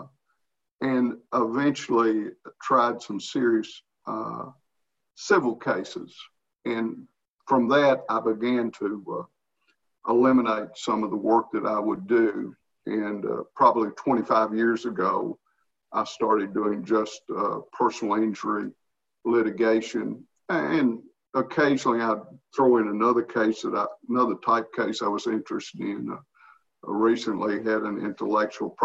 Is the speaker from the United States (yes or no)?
yes; United States; I had known him growing up in Pike County